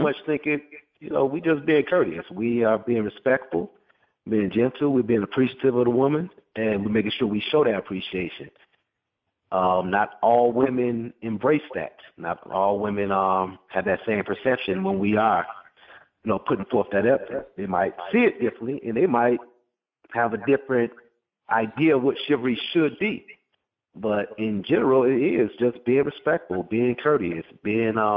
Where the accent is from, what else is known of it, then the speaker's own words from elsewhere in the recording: Illinois, United States; now in Milwaukee, United States; Originally from Illinois